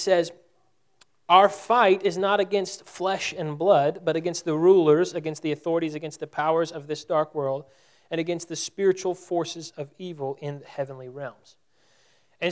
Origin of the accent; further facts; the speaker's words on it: Texas, United States; we're from Texas.